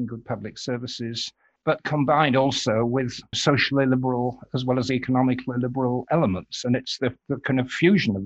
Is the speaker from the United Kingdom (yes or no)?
yes; York, Yorkshire and the Humber, United Kingdom; moved away as an adult; also born or lived in Glasgow; now in Twickenham, United Kingdom; Stood for the SDP a couple of times in my hometown of York